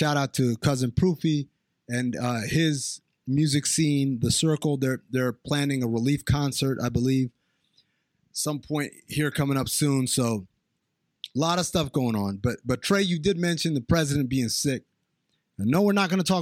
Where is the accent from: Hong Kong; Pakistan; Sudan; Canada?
Sudan; moved away; also born or lived in New York; I grew up in Sudan, and I grew up with a lot of Armenians